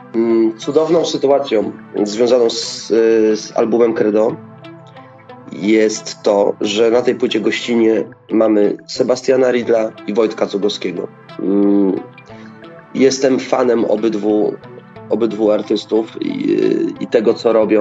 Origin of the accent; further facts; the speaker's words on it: Lubusz Voivodeship, Poland; u nas w Lubuskiem jest nas bardzo mało tych wokalistów